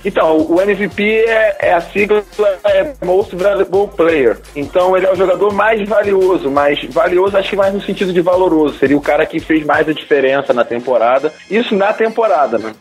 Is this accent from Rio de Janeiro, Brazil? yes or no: yes; São Gonçalo, Rio de Janeiro, Brazil; eu sou lá de São Gonçalo, que é a cidade vizinha de Niterói